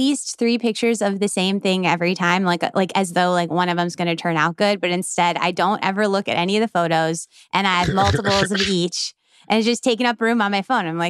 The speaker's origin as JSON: {"language": "English", "region": "Midwest", "country": "United States", "said": "We're both from the Midwest."}